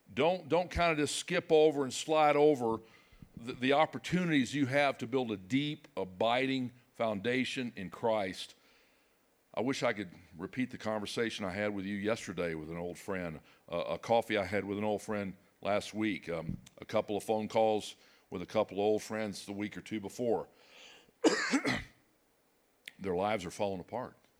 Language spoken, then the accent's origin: English; Dallas, Texas, United States; moved away as an adult; now in Fayetteville, United States; I grew up in Dallas, but, uh, we've been spending our adult life, it seems like, in Arkansas